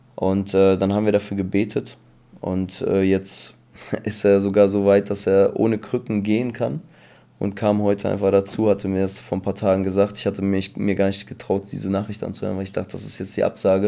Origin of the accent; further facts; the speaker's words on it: Bielefeld, North Rhine-Westphalia, Germany; also born or lived in Kazakhstan / Paderborn; now in Espelkamp, Germany; ich komme eigentlich aus Bielefeld und habe halt in Paderborn gearbeitet